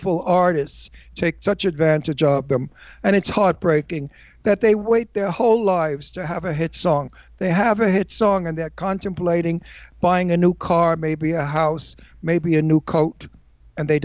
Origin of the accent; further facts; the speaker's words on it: New York, United States; now in Palm Springs, United States; I'm a New Yorker